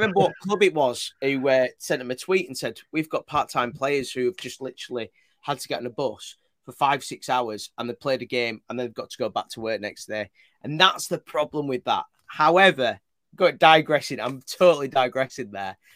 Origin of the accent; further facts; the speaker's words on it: Leeds, Yorkshire and the Humber, United Kingdom; I'm from Leeds. i have not even got any Bradford